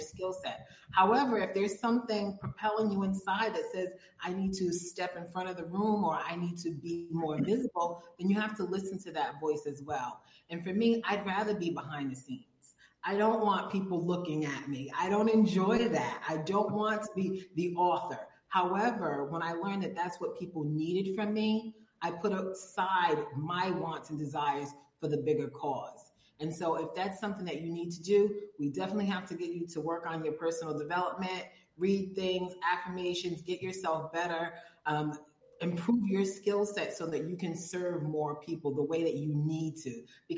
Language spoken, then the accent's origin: English; Providence, Rhode Island, United States; also born or lived in Robersonville, North Carolina; now in Mexico; I come from Providence, Rhode Island. I was raised in the smallest state in the country